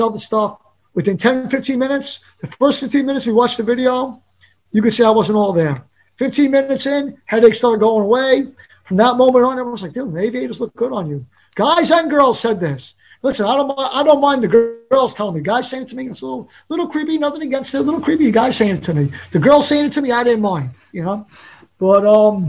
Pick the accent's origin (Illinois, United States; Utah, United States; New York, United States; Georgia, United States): New York, United States; New York City; I was from Staten Island